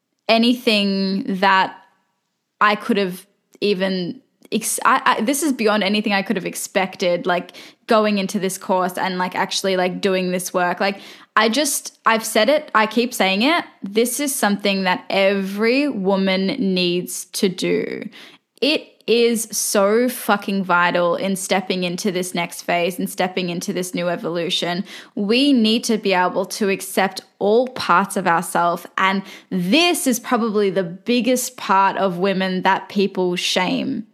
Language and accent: English; Australia; I'm Australian, but they were both born in Turkey